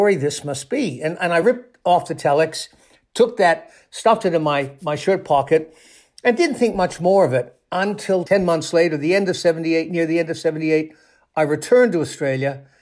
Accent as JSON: {"language": "English", "town": "Toronto", "region": "Ontario", "country": "Canada", "tie": "born or raised there", "said": "I spent a couple of years on the police desk in Toronto, in my hometown in Canada"}